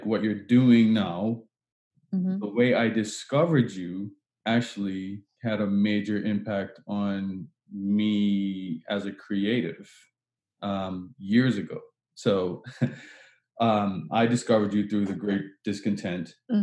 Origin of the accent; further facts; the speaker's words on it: Bermuda; now in Halifax, Canada; I was born in Bermuda, and I don't think I'll ever not, and I currently live in Halifax, Nova Scotia in Canada, and I'll never not be a Bermudian.